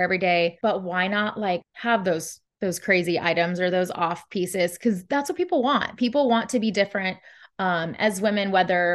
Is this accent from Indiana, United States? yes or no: no; Texas, United States; moved away; also born or lived in California; I'm originally from Texas. I lived in California